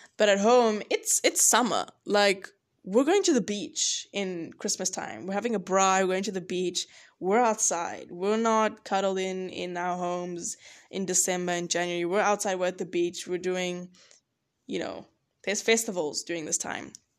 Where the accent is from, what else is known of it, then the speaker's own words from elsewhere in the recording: George, Western Cape, South Africa; now in Boone, United States; where I'm from, I'm from George, if you don't know, love George, and it's on the coast